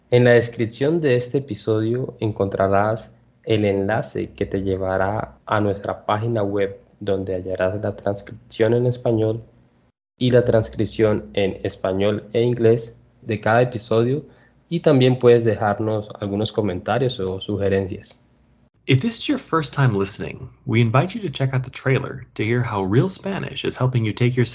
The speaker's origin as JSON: {"language": "Spanish", "country": "Colombia", "tie": "born there"}